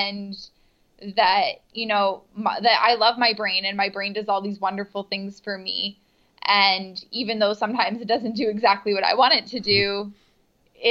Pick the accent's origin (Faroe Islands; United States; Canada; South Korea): Canada; Niagara Falls, Ontario; now in Toronto, Canada